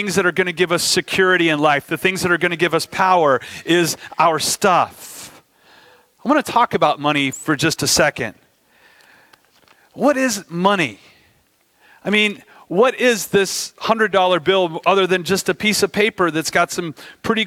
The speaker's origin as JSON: {"language": "English", "country": "United States", "said": "as an American"}